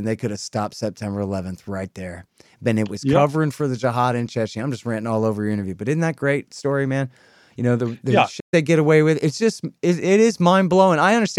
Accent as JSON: {"language": "English", "region": "Texas", "country": "United States", "said": "I'm a Texan"}